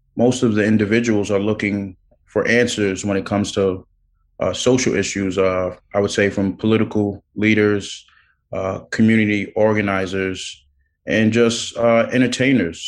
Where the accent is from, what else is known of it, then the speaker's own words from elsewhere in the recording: New York City, New York, United States; I was born in Brooklyn